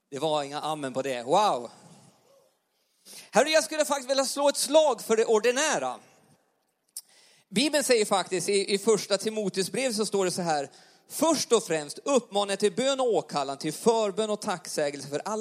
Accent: Jämtland, Sweden; accent: Jämtland dialect; now in Karlstad, Sweden; vi kommer från Jämtland. Vi pratar inte värmländska. Eh, Hade du väntat något exotiskt värmländskt eh, tal idag så glöm det. Utan vi pratar ganska ren eh, jämtländska. Och bor nu i Karlstad, bor i lägenhet.

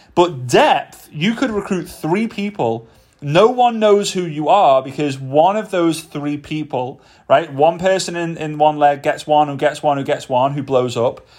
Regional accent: Formby, North West England, United Kingdom; moved away; back to my hometown, Formby.

